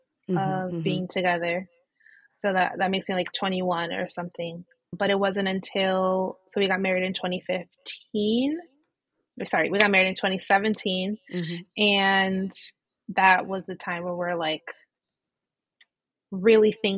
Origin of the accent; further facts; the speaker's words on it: Connecticut, United States; I'm actually from Connecticut